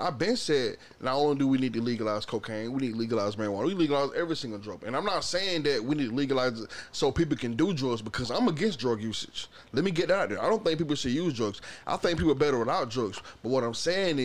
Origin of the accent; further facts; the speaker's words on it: Augusta, Georgia, United States; I was born in Augusta, Georgia